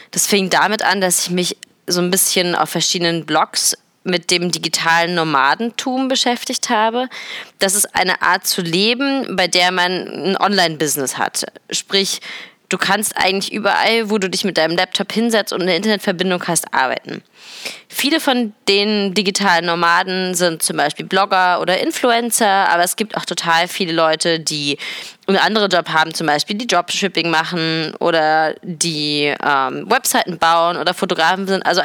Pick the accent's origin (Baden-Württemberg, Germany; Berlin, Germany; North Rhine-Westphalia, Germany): Berlin, Germany; Es ist nämlich so, dass ich seit gestern wieder in Berlin bin, in meiner Heimatstadt